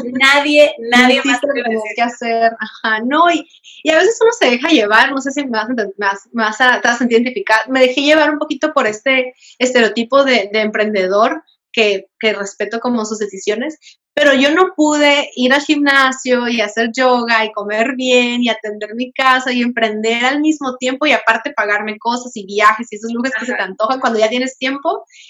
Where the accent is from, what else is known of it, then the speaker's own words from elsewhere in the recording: Veracruz, Mexico; moved away; also born or lived in Baja California; soy originaria de Veracruz